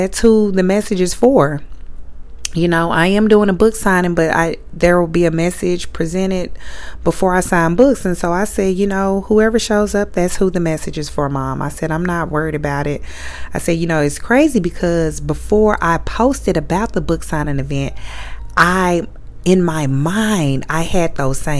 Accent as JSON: {"language": "English", "town": "Little Rock", "region": "Arkansas", "country": "United States", "tie": "born or raised there", "moved": "yes", "said": "my hometown in Little Rock, Arkansas"}